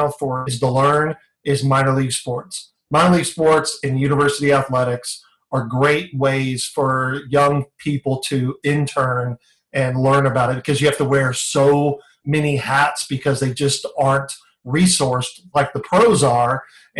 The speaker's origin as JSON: {"language": "English", "town": "San Diego", "region": "California", "country": "United States", "tie": "born or raised there", "moved": "yes", "lives_now": "Phoenix, United States", "said": "growing up in San Diego"}